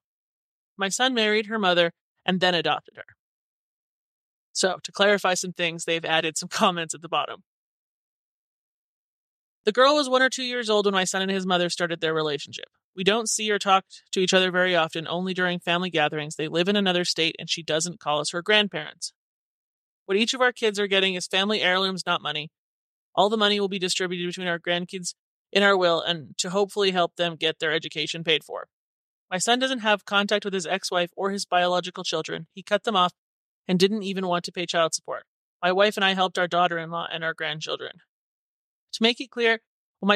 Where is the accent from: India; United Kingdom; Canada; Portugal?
Canada; moved away as an adult; also born or lived in California; now in Country; I was Canadian